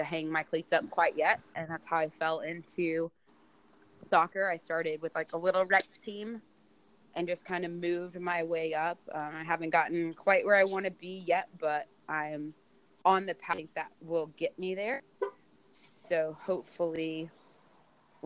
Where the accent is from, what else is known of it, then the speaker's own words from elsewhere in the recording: Texas, United States; now in Birmingham, Alabama, United States; I grew up playing soccer in Texas